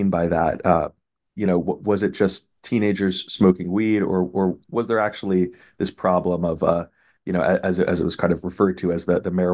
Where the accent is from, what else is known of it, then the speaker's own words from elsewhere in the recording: Los Angeles, California, United States; I'm from Los Angeles